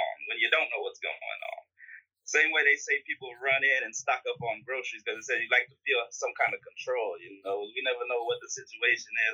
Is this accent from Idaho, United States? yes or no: no; Houston, Texas, United States; I'm from Houston